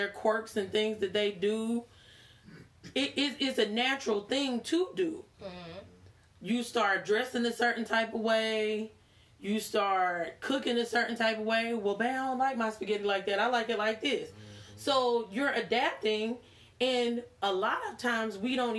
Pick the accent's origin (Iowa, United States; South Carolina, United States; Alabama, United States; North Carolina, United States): North Carolina, United States; Charlotte; accent: southern; also born or lived in Queens, New York; We moved here when I was 5.